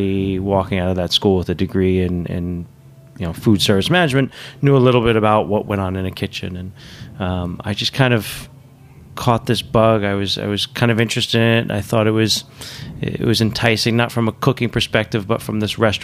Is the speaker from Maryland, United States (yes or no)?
no; New York City, New York, United States; I grew up on the Upper West Side, New York City.